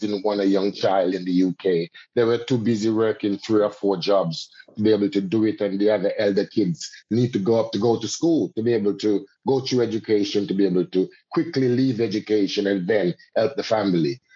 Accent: Jamaica; now in United Kingdom; as a Jamaican and as a Caribbean person and as a Rastaman also

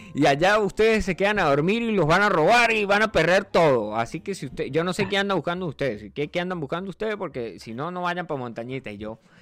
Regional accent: Barinas, Venezuela; moved away; yo soy de un pueblito de varinas que no aparece en el mapa

